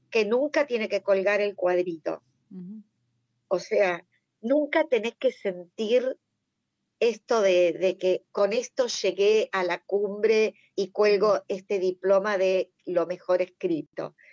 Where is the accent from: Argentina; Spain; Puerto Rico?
Argentina; Buenos Aires Province; yo también soy bonaerense, he vivido en muchos pueblos, ciudades de la provincia de Buenos Aires